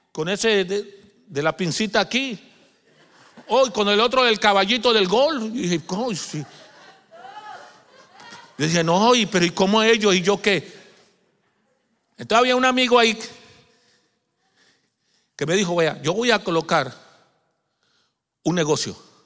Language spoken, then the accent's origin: Spanish; Colombia; No, yo soy colombiano y voy más rápido para Colombia, Jehová.